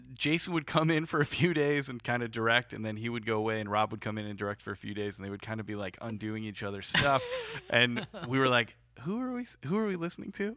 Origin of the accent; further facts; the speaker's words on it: Chicago, Illinois, United States; also born or lived in Peoria, Illinois; i'm originally from chicago suburbs of chicago